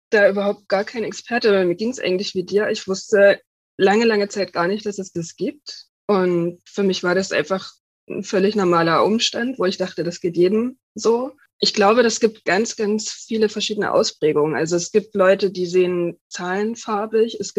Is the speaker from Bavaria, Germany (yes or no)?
no; Dresden, Saxony, Germany; ich komme aus Dresden, arbeite jetzt bei einer kleinen Lokalzeitung